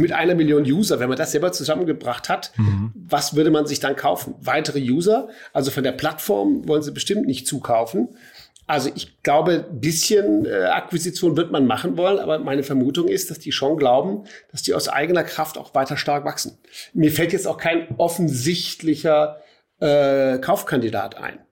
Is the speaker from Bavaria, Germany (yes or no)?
yes; Munich, Bavaria, Germany; hier als Münchner